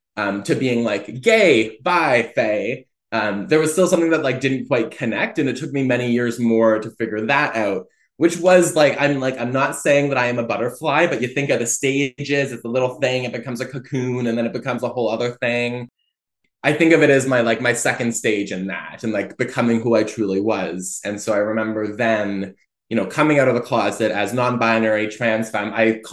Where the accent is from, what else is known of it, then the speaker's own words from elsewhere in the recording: Fredericton, New Brunswick, Canada; born there; also born or lived in Oromocto; but I was born in Fredericton, New Brunswick, and I lived for, I think, the first 3 years of my life in Oromocto, which is a military base just outside of Fredericton